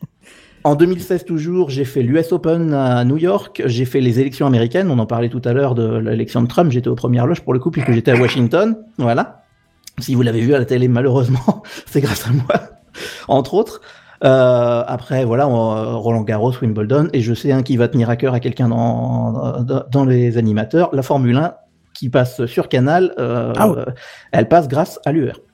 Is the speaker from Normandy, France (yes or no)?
yes; Normandy, France; moved away; also born or lived in Paris; je suis français de Normandie